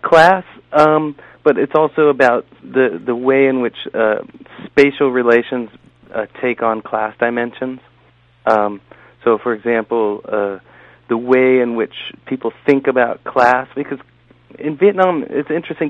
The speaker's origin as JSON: {"language": "English", "town": "San Diego", "region": "California", "country": "United States", "tie": "born or raised there", "moved": "yes", "lives_now": "New Haven, United States", "said": "I grew up in Southern California"}